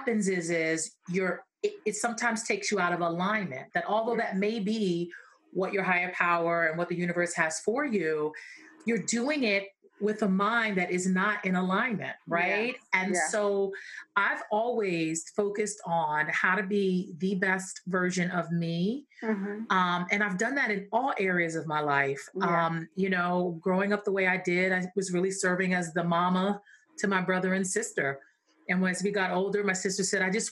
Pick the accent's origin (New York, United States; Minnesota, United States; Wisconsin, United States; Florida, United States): New York, United States; New York City; I grew up in Brooklyn, New York